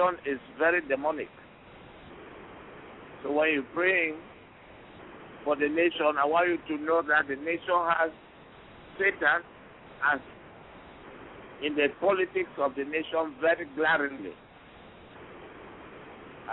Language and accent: English; Anglophone Cameroon, Cameroon; I come from the English section ruled by the British before.